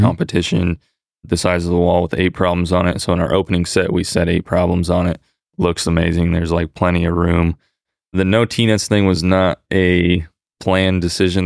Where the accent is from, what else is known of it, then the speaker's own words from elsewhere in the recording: California, United States; moved away as an adult; also born or lived in Arizona; now in Fort Worth, United States; I was born and raised in California, went to school in Arizona, I moved back to California after